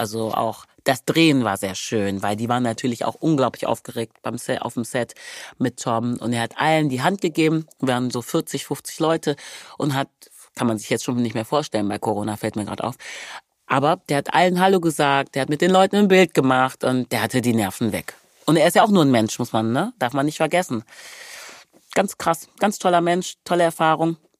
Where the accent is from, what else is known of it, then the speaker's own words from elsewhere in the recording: Wermelskirchen, North Rhine-Westphalia, Germany; also born or lived in Hückeswagen / Remscheid / Nigeria (ancestry); Ich komme aus Wermelskirchen, das ist in der Nähe